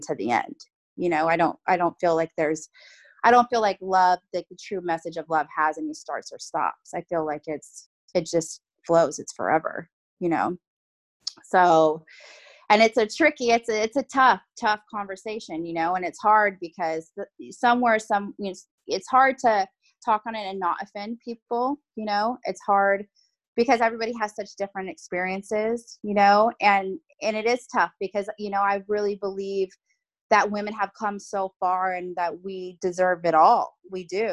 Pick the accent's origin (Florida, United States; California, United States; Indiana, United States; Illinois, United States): California, United States; Bay Area; I'm from the Bay Area of California